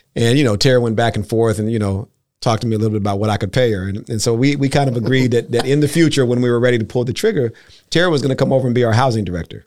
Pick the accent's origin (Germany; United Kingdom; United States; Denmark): United States; Los Angeles, California; moved away as an adult; now in Bay Area, United States; I'm from Los Angeles